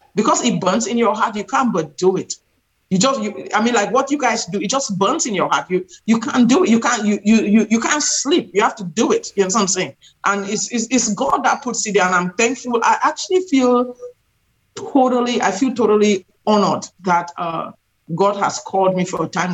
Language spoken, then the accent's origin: English; Cameroon; now in United States; I've lived in this country for 30 years. I'm originally from Central Africa, Cameroon.